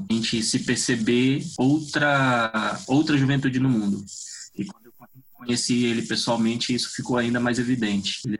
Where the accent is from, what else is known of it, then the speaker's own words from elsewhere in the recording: Piauí, Brazil; also born or lived in Pará; now in Curitiba, Brazil; sou piauiense, morei anos no Pará e agora moro aqui no Paraná, em Curitiba.